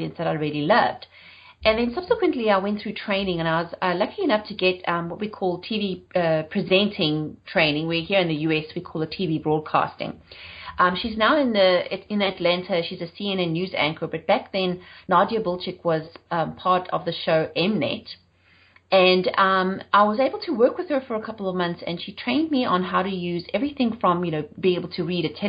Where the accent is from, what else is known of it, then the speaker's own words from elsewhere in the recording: South Africa; moved away as an adult; also born or lived in United Kingdom; now in Charlotte, United States; I'm South African and I've been living in the US for 9 years, but I left South Africa in 2000 and then moved to the UK